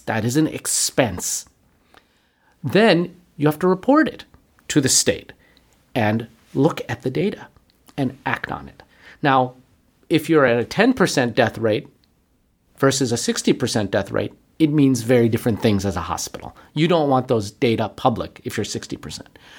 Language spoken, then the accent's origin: English; Buffalo, New York, United States; moved away; also born or lived in Manhattan, New York; I was born and raised in Buffalo